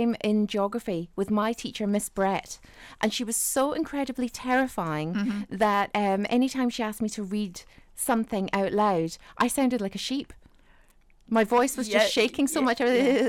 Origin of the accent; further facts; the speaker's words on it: Ireland; I grew up in Southern Ireland.